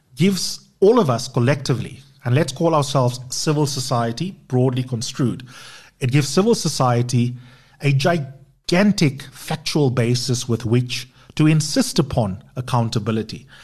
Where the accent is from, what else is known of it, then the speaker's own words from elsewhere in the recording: South Africa; us as South Africans